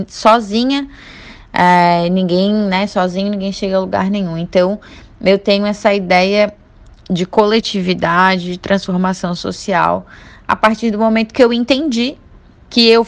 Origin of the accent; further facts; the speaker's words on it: Florianópolis, Santa Catarina, Brazil; eu tenho 29 anos, sou manezinha da ilha, torço para Figueira, sou aquariana e atualmente eu faço doutorado na UFSC em ciência política.